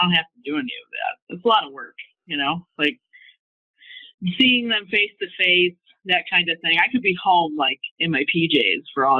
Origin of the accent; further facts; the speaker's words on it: New York, United States; Oh, yeah. Well, you know, in New York, we say I love you in a different four-letter context.